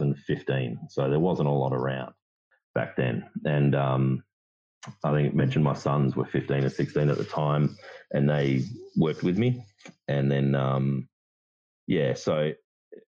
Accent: Kambalda, Western Australia, Australia; also born or lived in Kalgoorlie, Australia; I grew up in a little mining town called Kembalda in WA

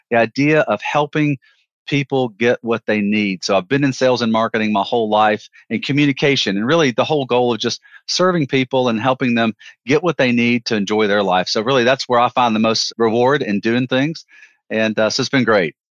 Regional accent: Alabama, United States; I'm a Southern guy, Joe. I'm a Southern guy.

